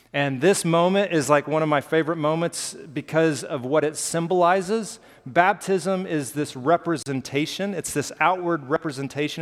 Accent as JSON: {"language": "English", "region": "Alabama", "country": "United States", "tie": "born or raised there", "said": "I grew up in Alabama, and we have hills"}